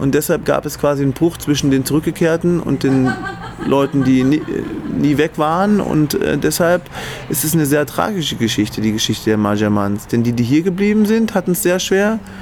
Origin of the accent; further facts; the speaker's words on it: Germany; Ich komme ja selber auch aus der DDR.